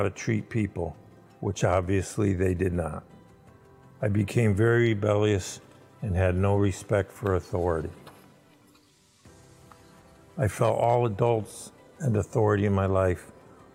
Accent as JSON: {"language": "English", "town": "Windsor", "region": "Connecticut", "country": "United States", "tie": "born or raised there", "lives_now": "West Suffield, United States", "said": "I grew up in Windsor and I now live in West Suffield"}